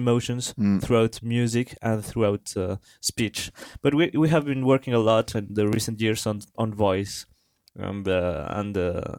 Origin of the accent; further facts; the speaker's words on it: Colombia; English is a second language; moved away as an adult; now in France; So actually I'm from Colombia